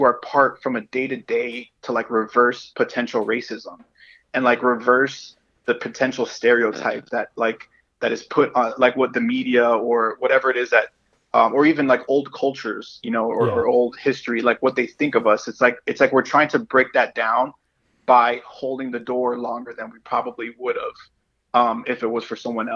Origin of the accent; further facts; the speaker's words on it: Miami, Florida, United States; growing up here and especially growing up in Miami